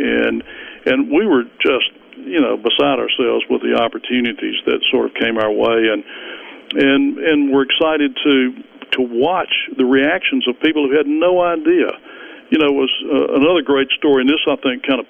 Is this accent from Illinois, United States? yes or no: no; Greenwood, Mississippi, United States; I was from Greenwood, Mississippi.